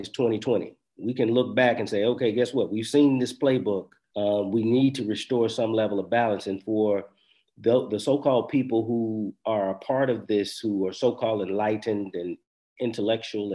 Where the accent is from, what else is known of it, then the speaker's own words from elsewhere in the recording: United States; as an American, as a Black American who's, you know, lived here, grew up here, family's been here for a long time